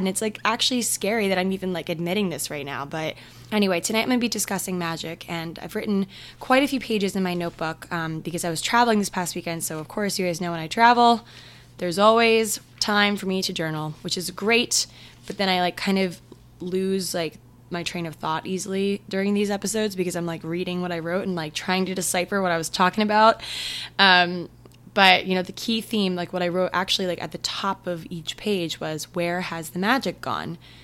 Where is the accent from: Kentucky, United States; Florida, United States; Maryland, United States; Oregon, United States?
Maryland, United States; we're from Maryland